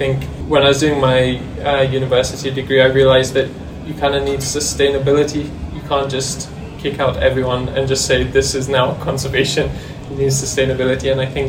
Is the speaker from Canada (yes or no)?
no; Kenya; I was born and grew up in Kenya, but both my parents are British